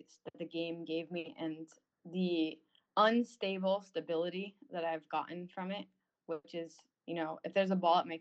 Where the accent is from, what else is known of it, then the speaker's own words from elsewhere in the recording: North Haven, Connecticut, United States; I'm from Connecticut. I'm from North Haven